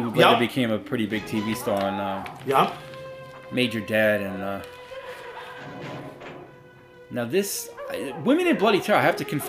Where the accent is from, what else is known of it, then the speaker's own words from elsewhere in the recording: New York, United States; accent: New York; And excuse my New York accent.